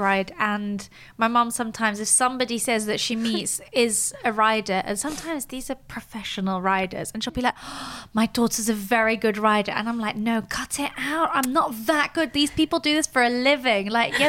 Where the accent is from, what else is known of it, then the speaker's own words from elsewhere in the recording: Switzerland; I was brought up in Switzerland, but with English, Austrian, Spanish, French origins